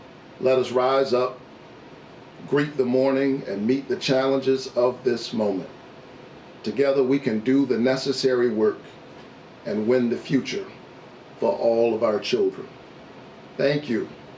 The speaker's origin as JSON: {"language": "English", "town": "Savannah", "region": "Georgia", "country": "United States", "tie": "born or raised there", "said": "a son of Georgia. My roots are planted deeply in Georgia soil. A child who grew up in the Caton Homes housing projects of Savannah, Georgia. Number 11 out of 12 children."}